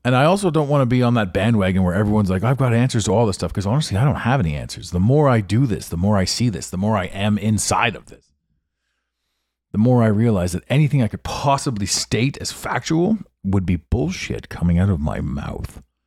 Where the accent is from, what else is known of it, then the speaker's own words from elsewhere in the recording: Ottawa, Ontario, Canada; moved away; I grew up in this town.